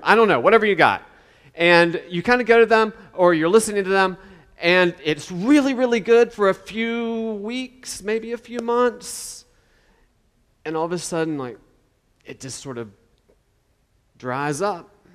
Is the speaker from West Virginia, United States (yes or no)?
yes; West Virginia, United States; I'm from West Virginia